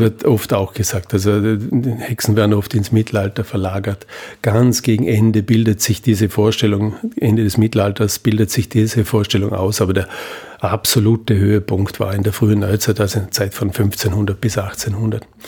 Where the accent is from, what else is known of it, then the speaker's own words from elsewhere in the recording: Vorarlberg, Austria; ich komme aus Vorarlberg